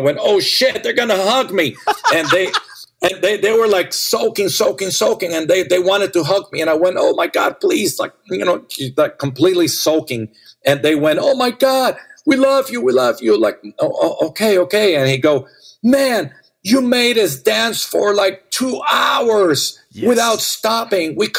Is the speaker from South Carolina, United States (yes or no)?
no; Las Vegas, Nevada, United States; I grew up with dancers in Las Vegas